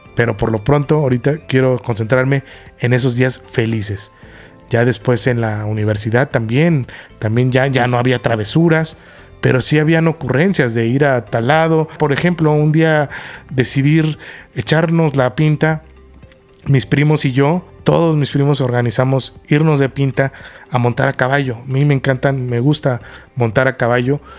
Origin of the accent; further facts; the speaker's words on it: Querétaro, Mexico; moved away; also born or lived in Mexico City; De niño, cuando yo en Querétaro, nos íbamos a San Miguel de Allende o a Tequisquiapan y montaba caballos